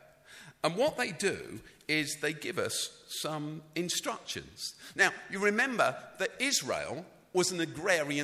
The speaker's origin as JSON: {"language": "English", "region": "London", "country": "United Kingdom", "tie": "born or raised there", "said": "I grew up in London. I grew up in the city."}